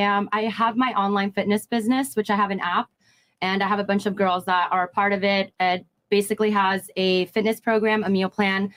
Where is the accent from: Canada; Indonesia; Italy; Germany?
Italy; Rome; first language Italian; English is a second language; moved away as an adult; also born or lived in United States; now in Miami, United States; No, I was born here, and then I moved to Italy.